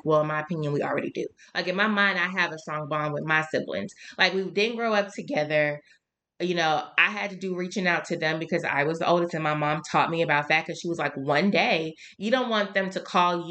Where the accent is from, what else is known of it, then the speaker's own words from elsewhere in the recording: Shreveport, Louisiana, United States; I'm from Shreveport